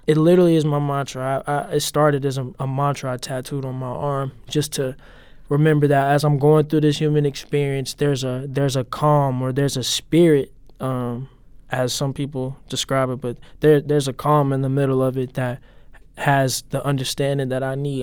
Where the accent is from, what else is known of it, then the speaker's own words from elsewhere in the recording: St. Louis, Missouri, United States; moved away as an adult; now in Los Angeles, United States; I mainly grew up in Gravelly Park, off Chippewa, Iowa, but me and my mom also spent some time, like, kinda near Soulard off thirteenth Street.